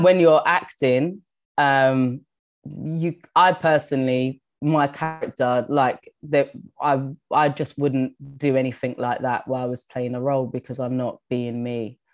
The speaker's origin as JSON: {"language": "English", "region": "London", "country": "United Kingdom", "also_born_or_lived": "New York", "moved": "as an adult", "said": "I've always felt like such a Londoner"}